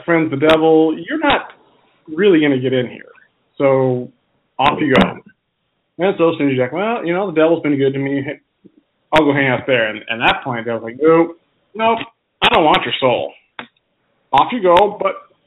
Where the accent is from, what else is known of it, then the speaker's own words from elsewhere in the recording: United States; being American like we are